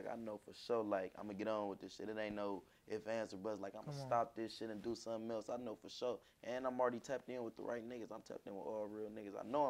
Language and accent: English; Washington, District of Columbia, United States; It started from the hood. You feel me? Shaw. I'm originally from Shaw.